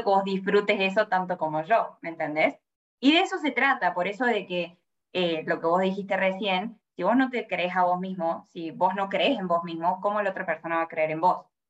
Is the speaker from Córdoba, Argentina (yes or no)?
yes; Córdoba, Argentina; moved away as an adult; also born or lived in Sydney, Australia; now in Melbourne, Australia; yo tengo 26 años, soy de Córdoba, Argentina